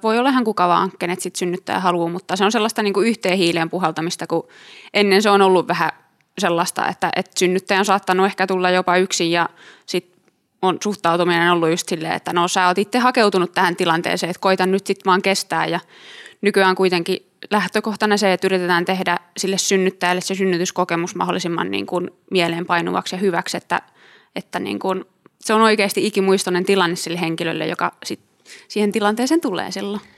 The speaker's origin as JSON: {"language": "Finnish", "town": "Tampere", "region": "Pirkanmaa", "country": "Finland", "also_born_or_lived": "Turku", "said": "mä tulin Tampereelta"}